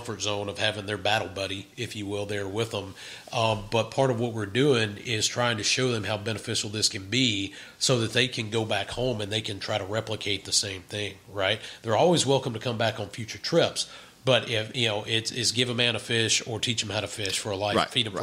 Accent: Vicksburg, Mississippi, United States; I grew up in Vicksburg, right. Mississippi

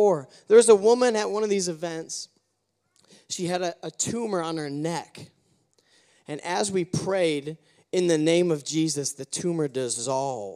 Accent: United States; as an American

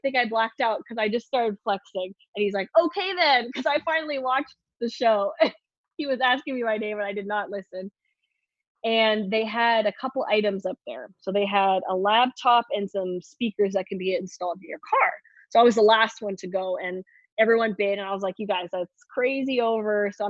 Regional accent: Canada; I'm from Canada

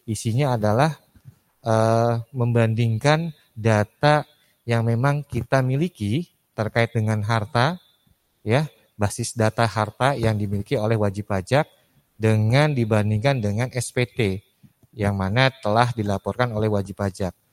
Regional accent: Bogor, West Java, Indonesia; salam orang Bogor, saya juga orang Bogor Bu Susi.

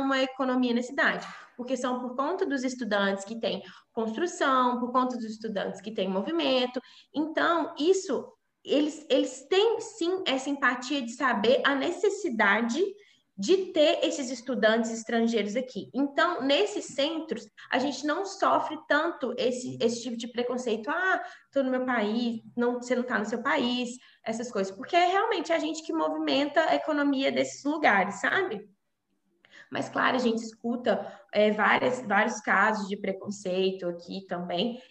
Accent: Brazil; moved away as an adult; now in Coimbra, Portugal; eu sou brasileira

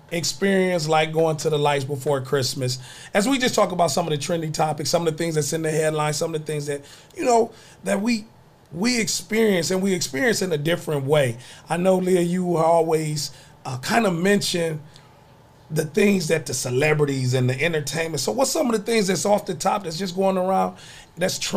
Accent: Savannah, Georgia, United States; I grew up in Savannah a little bit, so we we definitely rode around looking, taking pictures of other people's

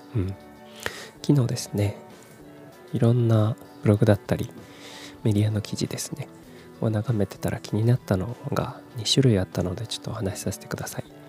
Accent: Kumamoto, Japan; also born or lived in Fukuoka / Tokyo; 十八歳から福岡、三十歳から東京で暮らし、退職を機に地元の熊本に帰ってきた

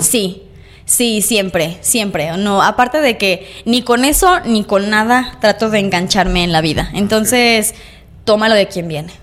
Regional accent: Lagos de Moreno, Jalisco, Mexico; A los siete años empecé aquí en Lagos

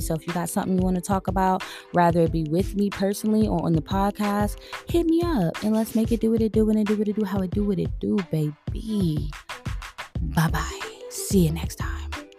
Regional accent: New York City, New York, United States; moved away as an adult; also born or lived in Queens, New York; now in Georgia, United States; I am from Brooklyn, New York, born and raised, but I moved out here from Queens, New York

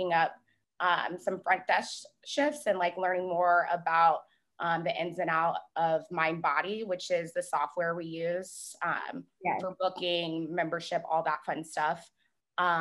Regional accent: Charlotte, North Carolina, United States; moved away as an adult; now in Charleston, United States; I was actually born here. There's a few of us left, but I grew up in Charlotte, North Carolina

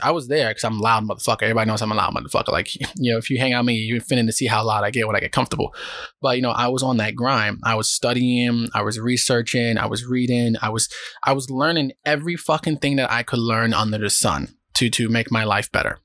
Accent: New York City, New York, United States; moved away as an adult; now in Japan; I'm from the South Bronx

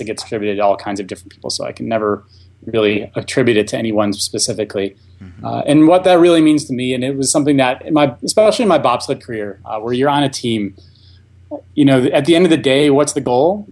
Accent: Buffalo, New York, United States; moved away as an adult; also born or lived in Florida; born and raised in Buffalo

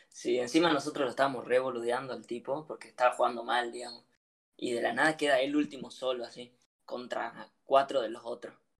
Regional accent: Argentina; adolescente argentino

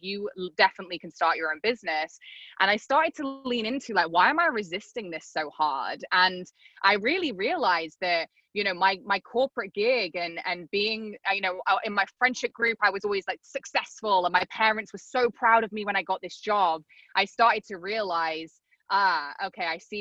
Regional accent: England, United Kingdom; moved away as an adult; also born or lived in Arizona; now in South Florida, United States; I'm not from the States, I'm from England. So I'd kind of grown up in England.

